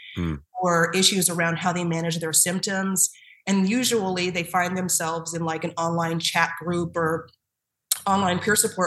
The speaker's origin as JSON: {"language": "English", "region": "Southern California", "country": "United States", "moved": "as an adult", "lives_now": "Boston, United States", "said": "So I'm from Southern California. Mm-hmm. And I did not grow up in Boston or the New England area"}